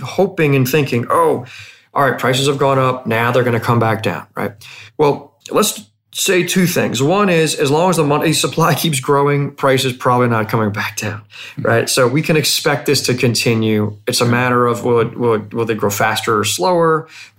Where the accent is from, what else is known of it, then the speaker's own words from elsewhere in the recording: United States; as an American